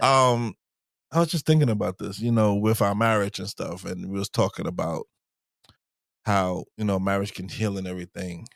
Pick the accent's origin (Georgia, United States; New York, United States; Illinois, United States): New York, United States; when I was growing up in New York